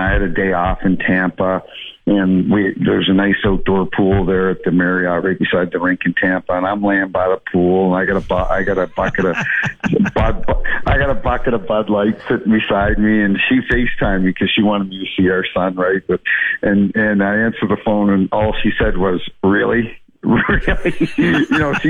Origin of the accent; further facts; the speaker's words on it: Canada; moved away as an adult; also born or lived in Toronto; now in St. Louis, United States; growing up in Canada